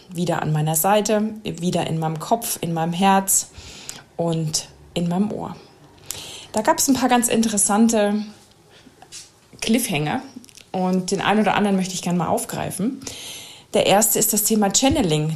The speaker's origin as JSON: {"language": "German", "country": "Germany", "said": "als Deutsche"}